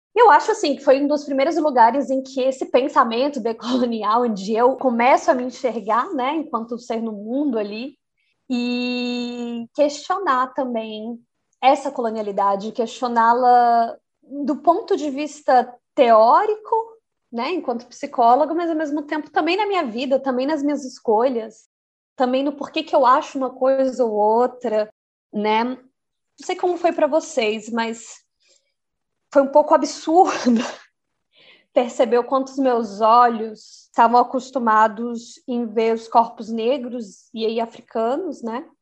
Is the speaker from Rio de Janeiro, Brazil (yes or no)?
no; Brasília, Federal District, Brazil; moved away as an adult; also born or lived in Maputo, Mozambique / Buenos Aires, Argentina / Mendoza, Argentina / Valparaíso, Chile; now in Pisa, Italy; E é nesse lugar que eu nasci, né, no Núcleo Bandeirante, onde eu acreditei que fosse ser minha casa e única casa durante o resto da minha vida